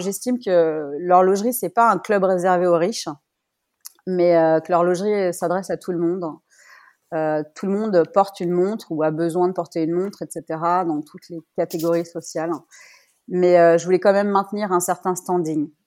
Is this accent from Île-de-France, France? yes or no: yes; Paris, Île-de-France, France; moved away as an adult; also born or lived in Biel, Switzerland; now in Geneva, Switzerland; Je suis parisienne et je vis en Suisse depuis 16 ans, dont 13 euh, à Genève.